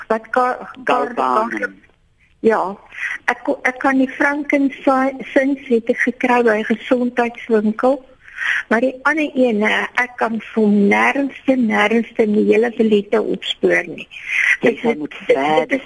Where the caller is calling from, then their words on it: Parys, Free State, South Africa; van Parys.